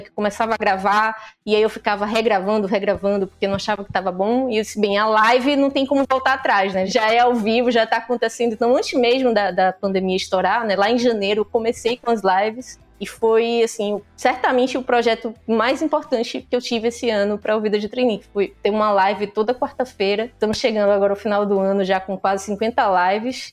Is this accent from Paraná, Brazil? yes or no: no; Pernambuco, Brazil; accent: nordestina; eu sou pernambucana